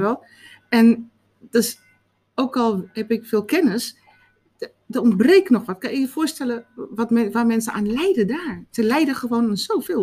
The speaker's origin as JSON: {"language": "Dutch", "country": "South Africa", "tie": "born or raised there", "moved": "yes", "lives_now": "Netherlands", "said": "ik ben opgevoed in Zuid-Afrika"}